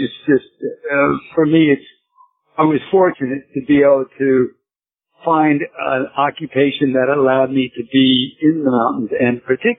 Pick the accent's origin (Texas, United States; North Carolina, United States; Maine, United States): Texas, United States; Gulf Coast, outside Houston; moved away; also born or lived in Portland, Oregon / Colorado / Alaska; Well, even though I was born in Portland at a very early age, my family moved to Texas. So I grew up on the flattest part of Texas. The Gulf Coast, right outside of Houston